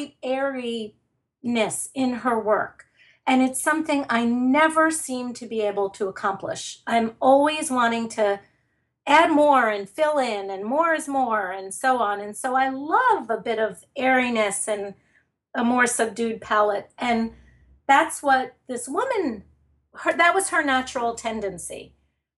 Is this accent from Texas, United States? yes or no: no; New York City, New York, United States; moved away as an adult; now in New Jersey, United States; I am from Brooklyn